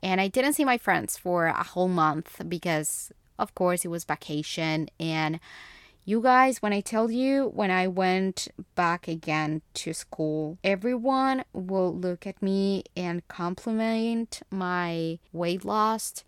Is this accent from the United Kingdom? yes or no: no; Bogotá, Colombia; first language Spanish; English is a second language; moved away as an adult; I was born and raised in Bogotá, Colombia